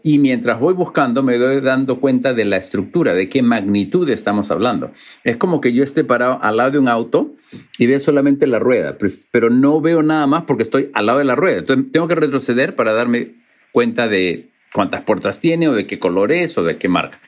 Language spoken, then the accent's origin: Spanish; Lima, Peru; moved away; also born or lived in Cusco; Lima ha cambiado muchísimo, porque creo que hay 10 veces más la cantidad de gente que había cuando yo, yo me crié ahí